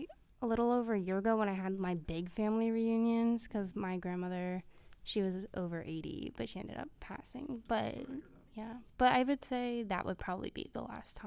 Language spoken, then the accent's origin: English; Philadelphia, Pennsylvania, United States; I'm from Philadelphia